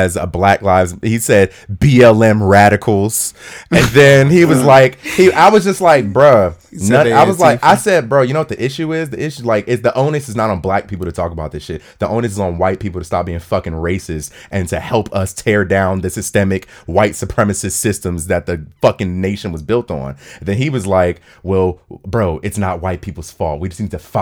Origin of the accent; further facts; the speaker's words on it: Ohio, United States; I'm from Ohio.